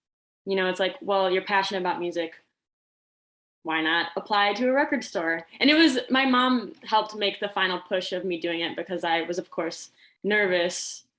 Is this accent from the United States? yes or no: yes; near Janesville, Wisconsin, United States; The Janesville location was the first exclusive company I had gone to. It's close to my hometown.